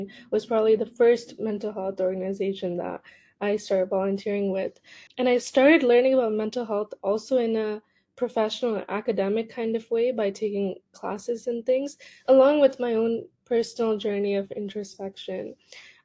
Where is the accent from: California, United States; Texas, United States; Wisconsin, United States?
California, United States; Cupertino; I grew up in Cupertino, which is a pretty competitive area, at least educationally.